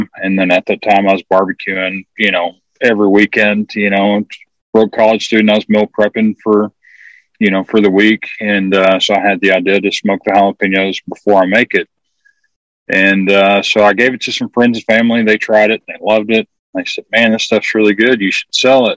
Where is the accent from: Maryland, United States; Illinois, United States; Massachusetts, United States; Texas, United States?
Texas, United States; Lubbock; So I grew up in West Texas